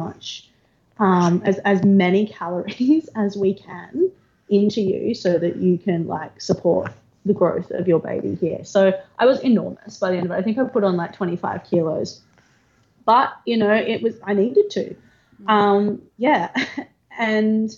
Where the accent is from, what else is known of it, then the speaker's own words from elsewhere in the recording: Gold Coast, Queensland, Australia; I grew up on the Gold Coast